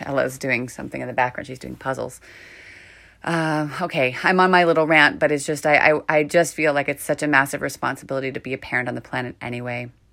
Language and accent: English; San Francisco, California, United States; also born or lived in Marin County, California; I've lived here I grew up here. I was born in San Francisco, a very different energy to here up north